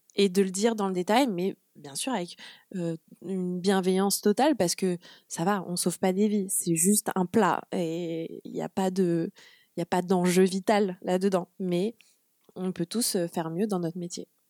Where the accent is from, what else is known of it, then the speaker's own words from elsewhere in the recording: Le Havre, Normandy, France; also born or lived in Brussels; Je suis normande. Donc, je suis née au Havre